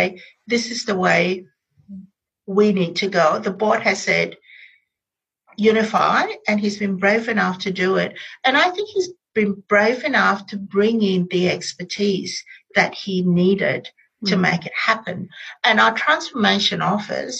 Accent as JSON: {"language": "English", "country": "Malaysia", "moved": "yes", "lives_now": "Australia", "said": "I am Malaysian Chinese. My parents grew up in colonial Malaysia, so I'm post-colonial. We speak English at home"}